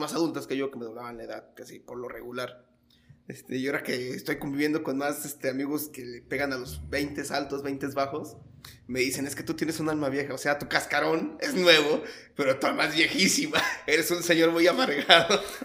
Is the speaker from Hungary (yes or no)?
no; Mexico; como buen mexicano